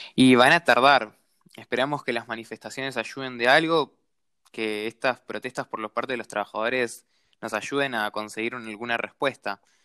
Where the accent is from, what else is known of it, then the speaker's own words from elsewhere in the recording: Jujuy, Argentina; yo soy un trabajador golondrina que vengo de la provincia de Jujuy